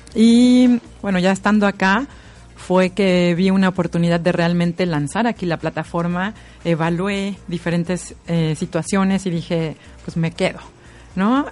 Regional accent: Mexico; now in Viña del Mar, Chile

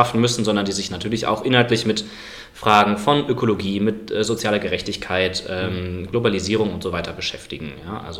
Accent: Cologne, North Rhine-Westphalia, Germany; accent: Cologne; Ich komme aus Köln, manchmal hört man das übrigens.

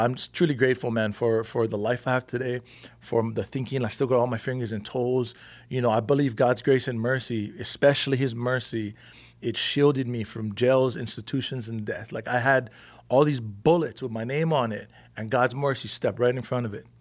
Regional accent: Big Island, Hawaii, United States; moved away as an adult; now in California, United States; I'm from the Big Island

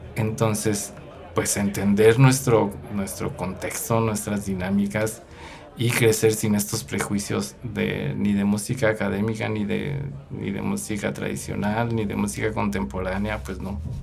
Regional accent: Mexico City, Mexico; Nosotros crecimos en la Ciudad de México, allá aprendimos a tocar música purépecha

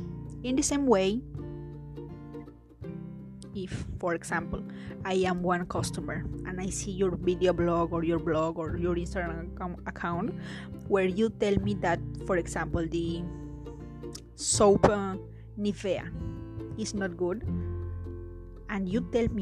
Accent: Peru; English is a second language; And after I will say, it's a joke, I'm Peruvian. Y les hablaré en español como para que sepan que soy de Perú.

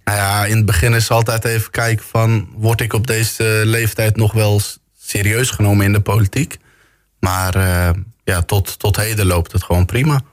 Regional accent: Bergen op Zoom, North Brabant, Netherlands; geboren en getogen in Bergen op Zoom.

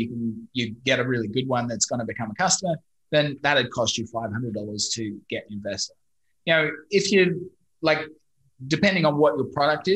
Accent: Brisbane, Queensland, Australia; accent: Australian; moved away as an adult; also born or lived in London; now in Vietnam; I'm originally from Brisbane, Australia, studied software engineering.

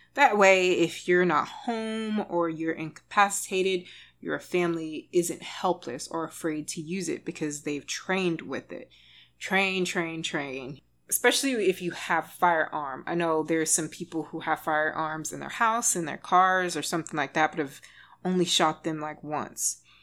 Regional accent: Texas, United States; I'm from Texas

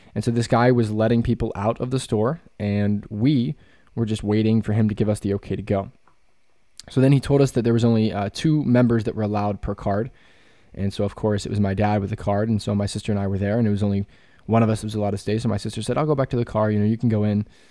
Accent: Pennsylvania, United States; also born or lived in West Virginia; I'm from Pennsylvania

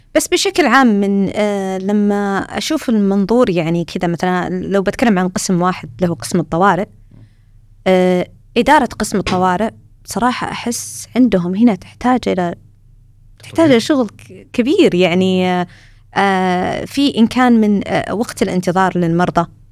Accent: Saudi Arabia; moved away as an adult; now in Australia; إحنا عندنا في السعودية

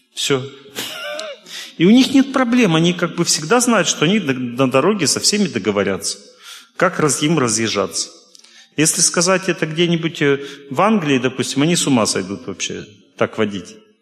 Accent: Russia; я из России

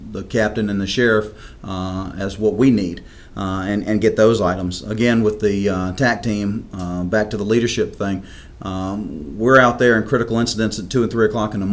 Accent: Lynchburg, Virginia, United States; I was born and raised in Lynchburg, Virginia, graduated Heritage High School

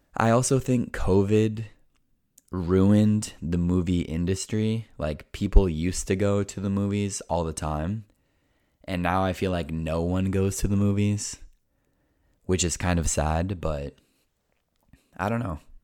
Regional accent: United States; first language English; I was born and raised in the United States

